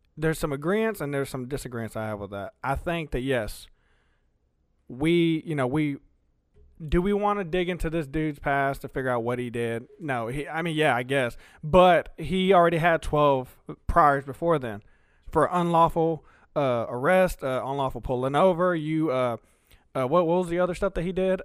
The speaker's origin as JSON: {"language": "English", "town": "Alamo", "region": "the South", "country": "United States", "tie": "born or raised there", "also_born_or_lived": "Texas", "first_language": "Spanish", "second_language": "English", "said": "me growing up in Alamo most of my life"}